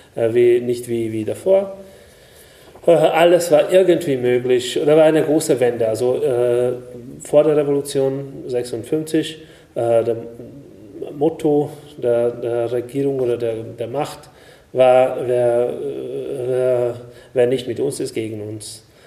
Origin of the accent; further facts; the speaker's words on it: Hungary; German is a second language; moved away; ich bin in Ungarn geboren